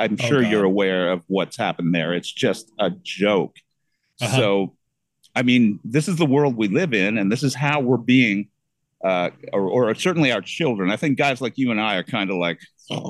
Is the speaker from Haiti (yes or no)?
no; Canada; moved away as an adult; now in Florida, United States; where I'm currently nested in the state of Florida, which as a Canadian